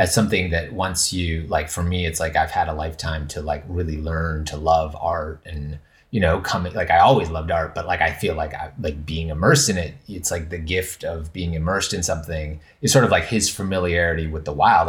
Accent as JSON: {"language": "English", "region": "Western Canada", "country": "Canada", "tie": "born or raised there", "moved": "yes", "said": "I'm originally from Canada, and it's so, my understanding of, like, pu-, like, land is, is very different, like, growing up in Canada, like, in Western Canada"}